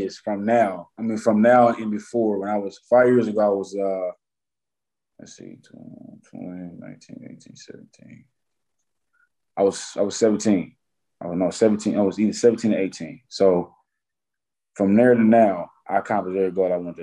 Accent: Detroit, Michigan, United States; I come from Detroit, Michigan. I ain't have a silver spoon in my mouth when I was born

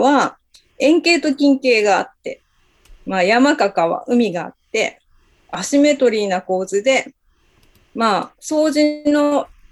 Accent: Hirado, Nagasaki, Japan; moved away; 自分の実家が長崎県の平戸にあるんですけれども

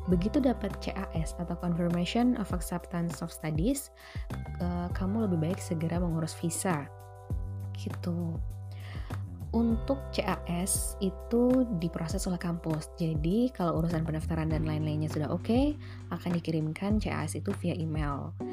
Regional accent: Bekasi, West Java, Indonesia; moved away as an adult; now in Glasgow, United Kingdom; Oke, jadi gimana sih perjalanan aku dari Bekasi di Indonesia sampai ke Glasgow di Skotlandia ini?

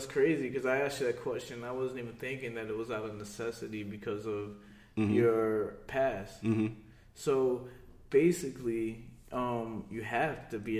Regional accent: Philadelphia, Pennsylvania, United States; I'm from Philadelphia.

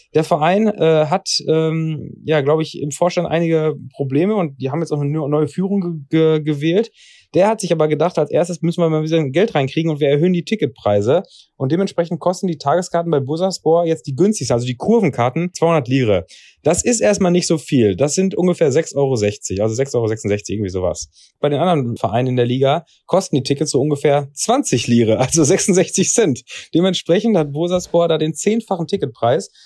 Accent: Germany; als Deutscher

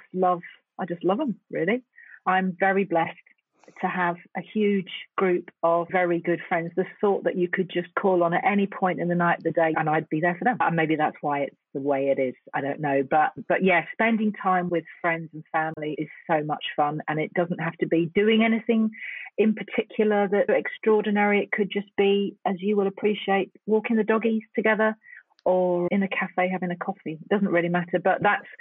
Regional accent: London, United Kingdom; born or raised there; moved away

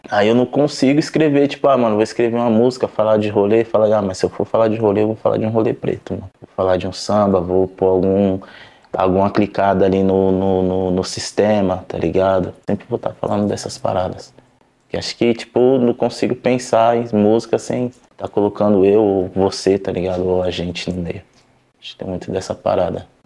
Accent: São Paulo, Brazil; pode ser na quebrada onde eu cresci em São Paulo, que foi no Aracati, ou no Campo Limpo, ou em Alphaville

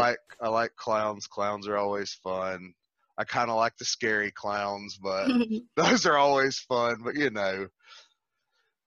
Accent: the South, United States; moved away as an adult; now in California, United States; I'm from the South

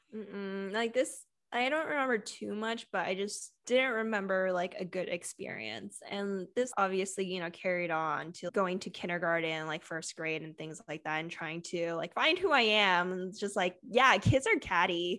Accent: California, United States; I grew up in California

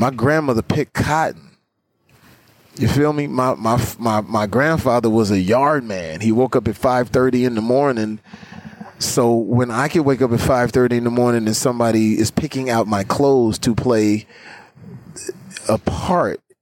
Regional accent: Terrell, Texas, United States; moved away; Terrell, Texas. Never left that. Never forget that I'm from

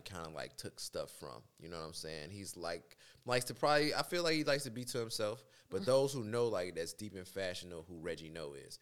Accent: Chicago, Illinois, United States; also born or lived in Dolton, Illinois; I'm from South Shore. Period. Um, Chicago, born and raised

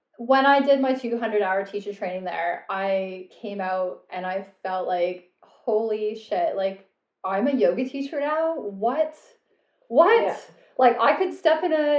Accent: Alberta, Canada; also born or lived in Edmonton / Calgary; I did my teacher training and went back to Canada

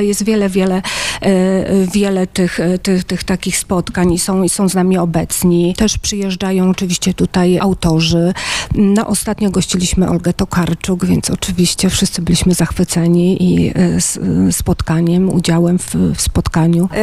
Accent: Grudziądz, Kuyavian-Pomeranian Voivodeship, Poland; moved away as an adult; also born or lived in Kraków, Poland / Mariupol, Ukraine; now in Bulgaria; pochodzę z Grudziądza

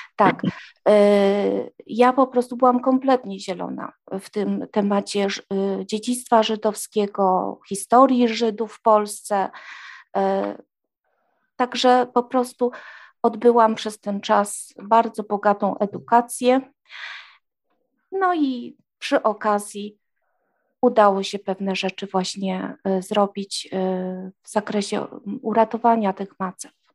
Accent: Trzemeszno, Greater Poland, Poland; w moim rodzinnym miasteczku w Trzemesznie

